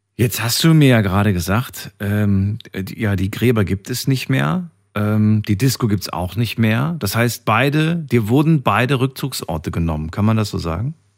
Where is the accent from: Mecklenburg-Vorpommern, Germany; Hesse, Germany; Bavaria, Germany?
Hesse, Germany; Frankfurt; Ich komme ja auch aus Frankfurt